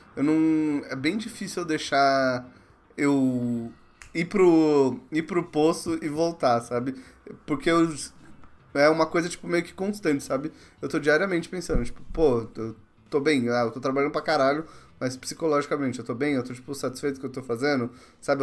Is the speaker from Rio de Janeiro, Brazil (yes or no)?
no; Mauá, São Paulo, Brazil; moved away; Eu sou de Mauá, cara. Pô, minha família é toda de Mauá